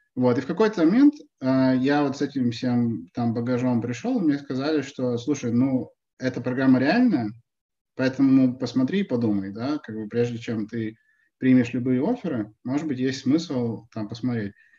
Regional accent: Perm, Perm Krai, Russia; now in New York, United States; я там вырос в Перми

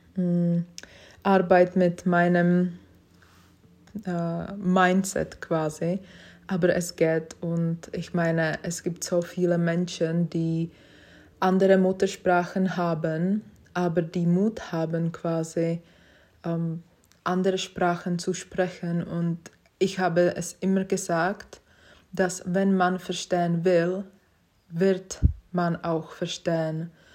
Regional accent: Prague, Czechia; German is a second language; moved away as an adult; now in Switzerland; Ich komme ursprünglich aus Prag und seit 2017 lebe ich in der Schweiz

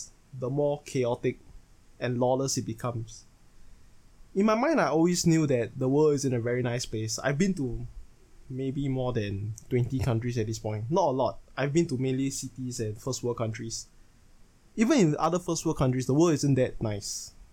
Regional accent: Singapore; I am born and raised in Singapore

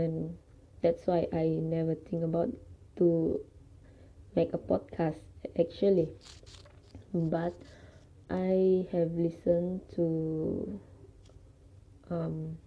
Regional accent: Sabah, Malaysia; I study in UPSI and I am genuinely from Sabah

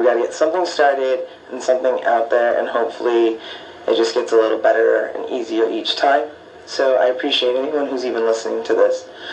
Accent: Tucson, Arizona, United States; also born or lived in Oakland, California; I grew up in Tucson. Um, I was born in Oakland, California

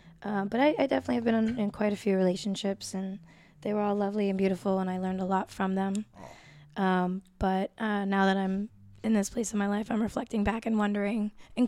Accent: Boston, Massachusetts, United States; also born or lived in Puerto Rico (parents); I'm High Park.

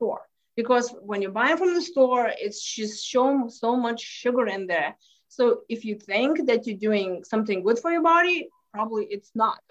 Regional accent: Lithuania; English is a second language; moved away as an adult; now in Houston, United States; I grew up in Lithuania

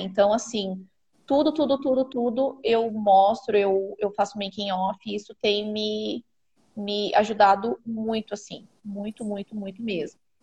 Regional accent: Santo Antônio da Patrulha, Rio Grande do Sul, Brazil; sou do Rio Grande do Sul, uma cidade a uma hora de Porto Alegre. O nome de Santo Antônio da Patrulha.

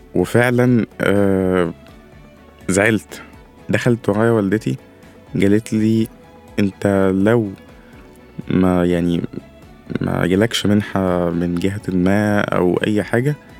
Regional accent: Upper Egypt, Egypt; عندنا في الصعيد

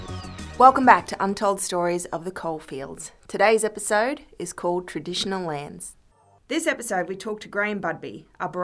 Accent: Capella, Queensland, Australia; we grew up in Capella

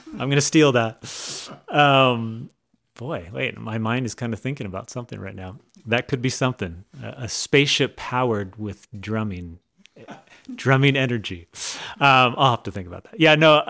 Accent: California, United States; now in Idaho, United States; Well, I tell you, like I said, I was born and raised in Southern California.

